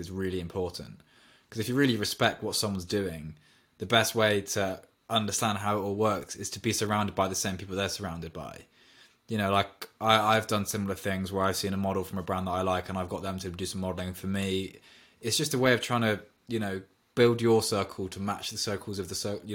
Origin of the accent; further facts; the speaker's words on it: Oxford, South East England, United Kingdom; I'm from Oxford